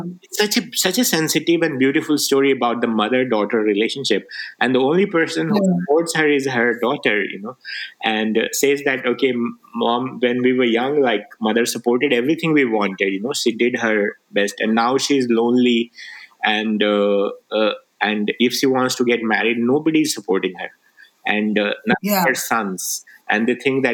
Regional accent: Rajgir, Bihar, India; first language Magahi; English is a second language; moved away; also born or lived in Nalanda; I grew up in Bihar in Rajgir, you know, I studied in the school there

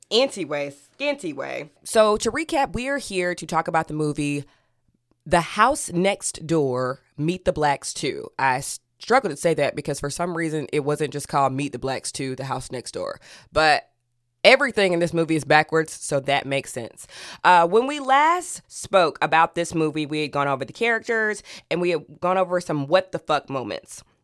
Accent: Brooklyn, New York, United States; And I'm from Brooklyn, New York. Shout out to Ben Represent.

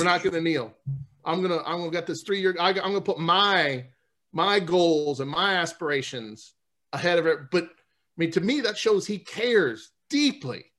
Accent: New Orleans, Louisiana, United States; I'm from New Orleans

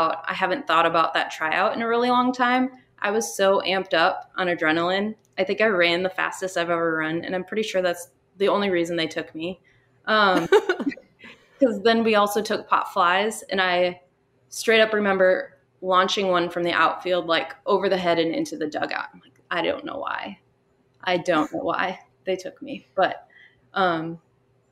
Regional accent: Minnesota, United States; moved away as an adult; also born or lived in Texas; growing up in Minnesota, I never once had a school softball season where we started outside

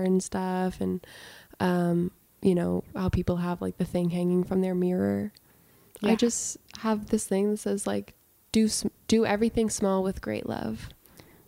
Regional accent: Salem, Massachusetts, United States; moved away; also born or lived in California; I'm from Salem, Massachusetts

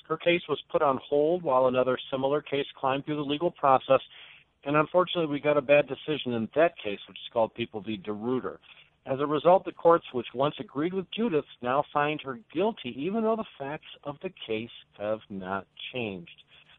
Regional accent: Flint, Michigan, United States; I'm from Flint, so it's a little bit of a hike.

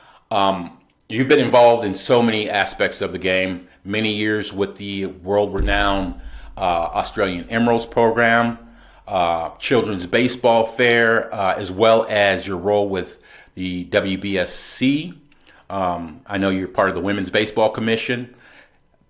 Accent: United States; I'm American.

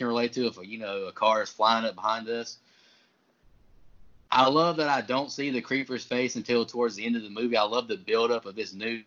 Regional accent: rural Florida, United States; rural Florida near, you know, my hometown

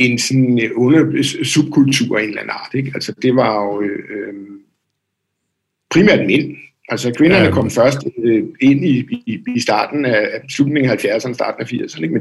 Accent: Dragør, Capital Region of Denmark, Denmark; also born or lived in Copenhagen; i Drage oprindeligt, okay, ja. Øh, men har, har boet sådan i København det meste af mit voksne liv.

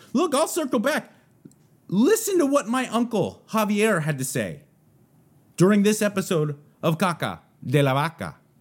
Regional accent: San Gabriel Valley, California, United States; now in Texas, United States; I'm from the San Gabriel Valley

